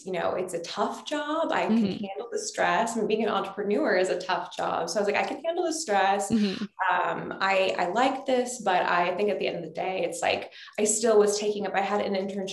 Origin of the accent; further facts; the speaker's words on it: Texas, United States; also born or lived in Louisiana; I am from the South. I'm from Texas and also Louisiana.